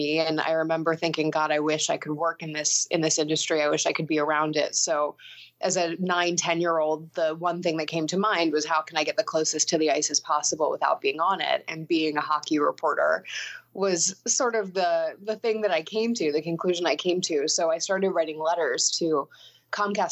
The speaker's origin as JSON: {"language": "English", "town": "Sea Isle City", "region": "New Jersey", "country": "United States", "tie": "born or raised there", "said": "I grew up in Sea Isle City, New Jersey, which is basically as far south as you can go in the state, right on the water."}